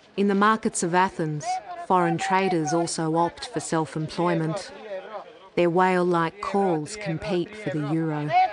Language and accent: English; Australia; Έλληνο-Αυστραλέζα είμαι.